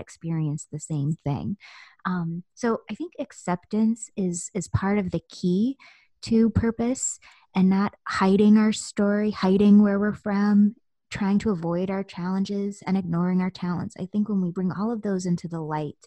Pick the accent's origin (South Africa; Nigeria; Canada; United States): United States; Southern United States; also born or lived in Virginia Beach, Virginia / New York; Growing up in the Southern United States